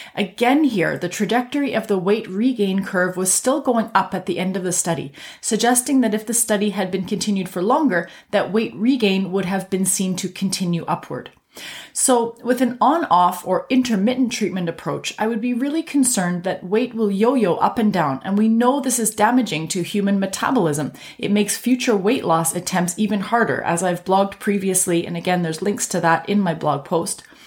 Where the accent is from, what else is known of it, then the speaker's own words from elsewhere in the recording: Canada; I'm a Canadian physician